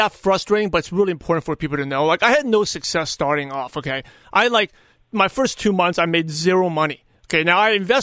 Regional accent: New York, United States; growing up in New York, I'm very no BS, no hype, very, you know, skeptical

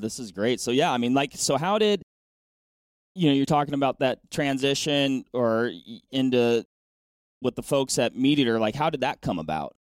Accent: Washington, United States; moved away; my home state is Washington

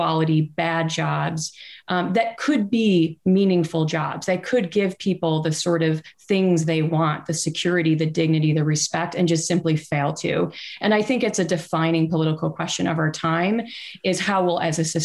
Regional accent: United States; as an American

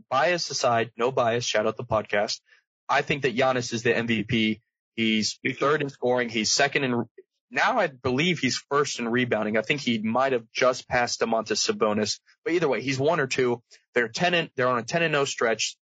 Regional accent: Virginia, United States; I'm from Virginia, live in Virginia.

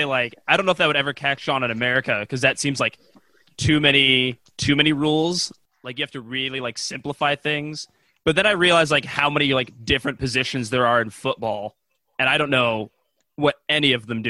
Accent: United States; me, as an American

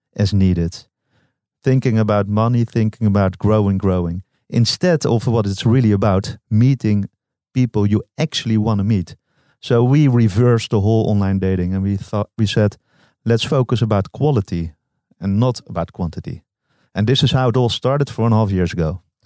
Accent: Amsterdam, North Holland, Netherlands; I'm from Amsterdam

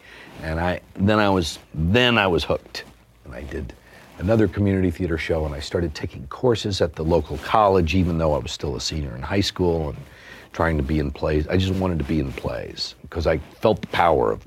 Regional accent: Durant, Oklahoma, United States; at the Choctaw Community Center in Durant

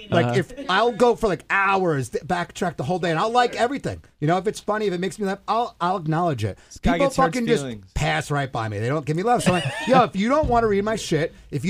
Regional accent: New York, United States; accent: Long Island; You could tell if you close your eyes, if you've never listened or met me, you could tell I'm from New York. I lost my Long Island accent.

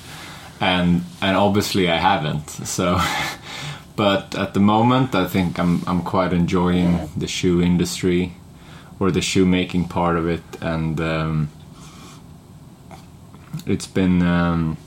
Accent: Stockholm, Stockholm County, Sweden; moved away as an adult; also born or lived in England; I wasn't really looking to leave Sweden or Stockholm. I was quite happy with my hometown

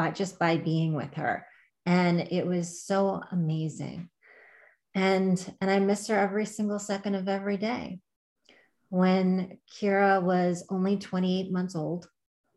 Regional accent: Long Island, New York, United States; I'm from Long Island

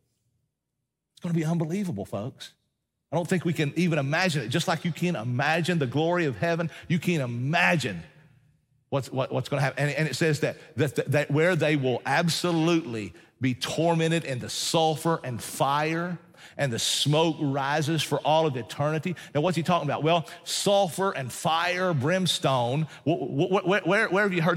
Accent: Appalachian Mountains, United States; I'm a mountain man, and so I know this. I hail from the Appalachian Mountains

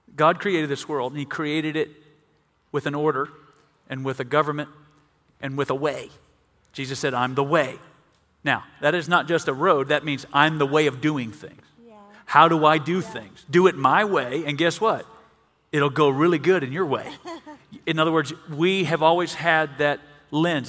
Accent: Mississippi, United States; We're from Mississippi

